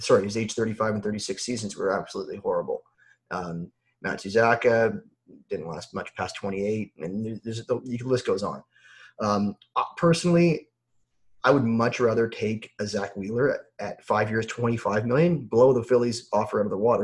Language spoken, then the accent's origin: English; Toronto, Ontario, Canada; I'm from Toronto. I'm a big Blue Jay fan.